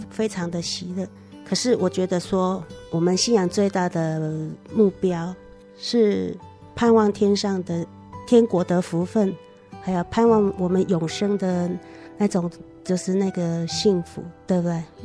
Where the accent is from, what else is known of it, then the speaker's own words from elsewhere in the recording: Taiwan; 我们台湾人